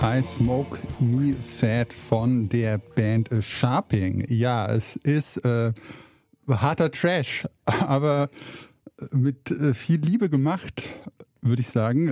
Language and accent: German; rural Hesse, Germany; moved away as an adult; now in Saxony, Germany; da, wo ich aufgewachsen bin, in der hessischen Provinz